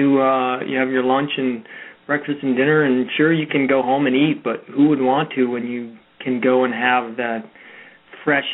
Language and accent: English; Florida, United States; moved away as an adult; also born or lived in Taiwan; my hometown, like literally, you know, the community that I grew up